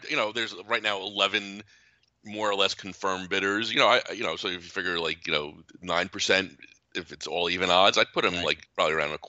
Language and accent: English; New Jersey, United States; I grew up in North Jersey